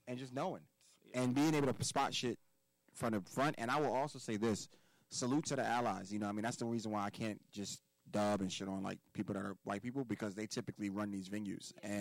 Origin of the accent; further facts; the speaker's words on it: United States; We are American born Africans